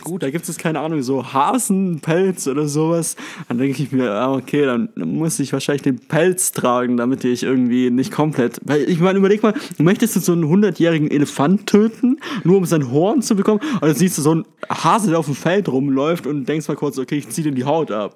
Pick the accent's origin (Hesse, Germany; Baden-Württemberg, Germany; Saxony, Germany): Baden-Württemberg, Germany; Stuttgart; now in Tübingen, Germany; ich komme aus Stuttgart